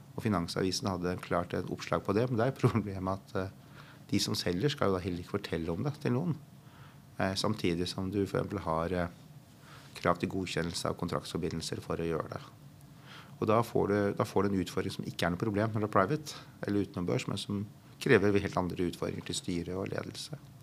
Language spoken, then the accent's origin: Norwegian; Norway